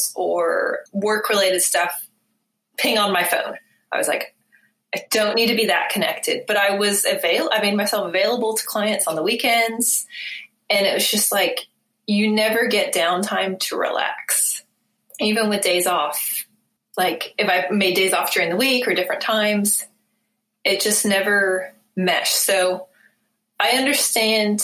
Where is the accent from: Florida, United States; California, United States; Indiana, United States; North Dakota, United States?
California, United States; Bay Area; moved away as an adult; also born or lived in New Zealand; now in Eugene, United States; I'm from the Bay Area